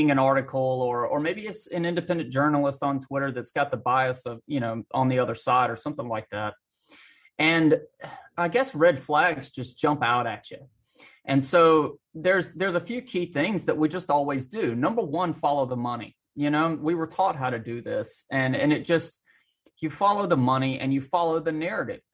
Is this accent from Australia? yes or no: no; Alabama, United States; I grew up in small town Bama, out in the country